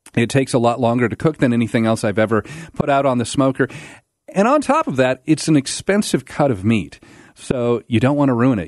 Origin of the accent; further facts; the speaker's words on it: Pacific Northwest, United States; moved away as an adult; also born or lived in Alabama; I grew up in the Pacific Northwest